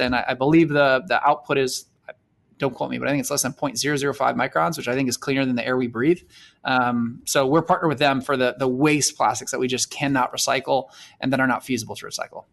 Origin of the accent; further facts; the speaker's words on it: South Florida, United States; growing up in South Florida